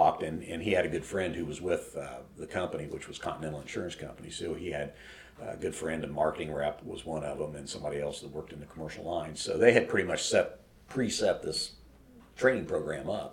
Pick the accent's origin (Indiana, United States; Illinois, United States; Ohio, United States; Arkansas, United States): Indiana, United States; Elwood; also born or lived in Anderson; we moved from Anderson back to Elwood.